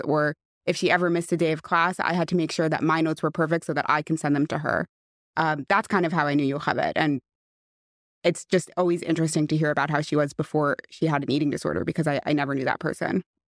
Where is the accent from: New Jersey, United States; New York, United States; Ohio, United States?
New York, United States; West Hempstead; I grew up in West Hempstead